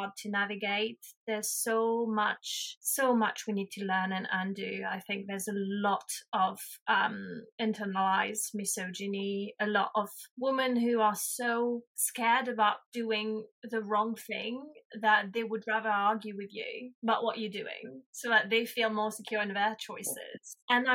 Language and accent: English; Provence-Alpes-Côte d'Azur, France; English is a second language; moved away as an adult; now in United Kingdom; I'm from the Hautes-Alpes, so like south of France in the Alps, very small town.